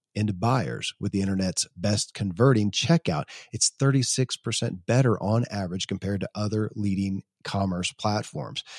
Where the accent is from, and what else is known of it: Kentucky, United States; born or raised there